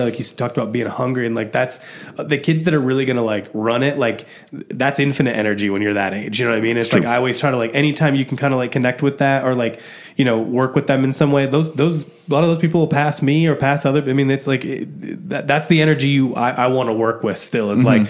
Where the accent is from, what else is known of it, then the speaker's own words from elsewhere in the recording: Midwest, United States; I'm from the Midwest.